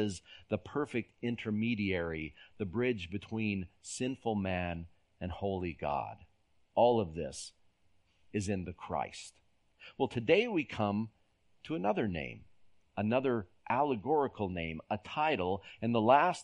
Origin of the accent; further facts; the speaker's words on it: San Jose, California, United States; moved away; When I was a boy growing up in San Jose, California, we lived in a valley